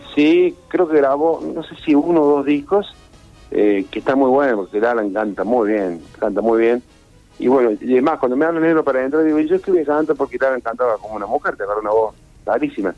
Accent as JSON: {"language": "Spanish", "town": "Rosario", "region": "Santa Fe", "country": "Argentina", "tie": "born or raised there", "moved": "yes", "said": "cuando era chico, cuando vivía en Rosario"}